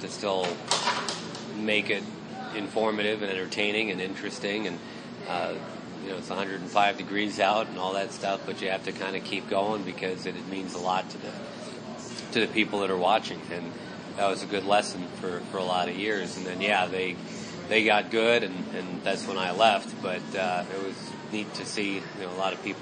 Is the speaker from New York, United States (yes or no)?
yes; Rochester, New York, United States; moved away; I grew up in Rochester, and you know, that's at least New York State